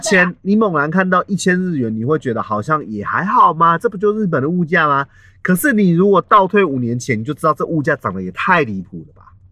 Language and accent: Chinese; Taiwan; 我们台湾人